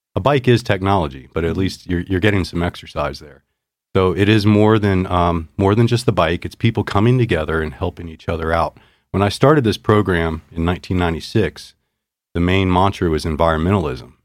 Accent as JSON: {"language": "English", "region": "Virginia", "country": "United States", "tie": "born or raised there", "also_born_or_lived": "North Carolina", "moved": "as an adult", "lives_now": "Missoula, United States", "said": "I grew up in Virginia, had a business degree from North Carolina State"}